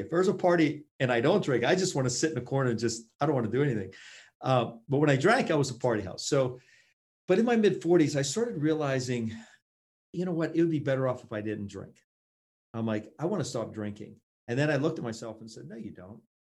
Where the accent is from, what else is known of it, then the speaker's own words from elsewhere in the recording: Pittsburgh, Pennsylvania, United States; Pittsburgh, my hometown, and right where I'm